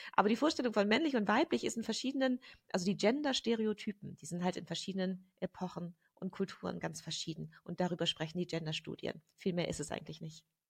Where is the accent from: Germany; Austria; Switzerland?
Germany; moved away as an adult; also born or lived in England / London; ich bin in Deutschland aufgewachsen mit, äh, mit einer britischen Mutter